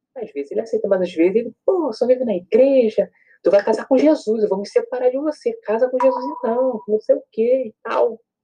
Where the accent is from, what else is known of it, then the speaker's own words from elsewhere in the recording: Rio de Janeiro, Brazil; sou daqui do Rio